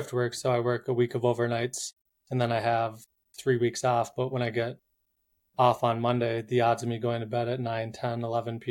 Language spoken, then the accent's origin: English; Minnesota, United States; now in Boulder, United States; I'm from Minnesota, Minnesota. Minnesota. Live in Boulder, three quarters time.